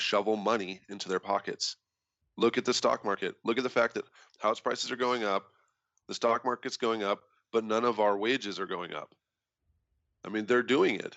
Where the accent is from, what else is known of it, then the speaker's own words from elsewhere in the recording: Idaho, United States; growing up in Idaho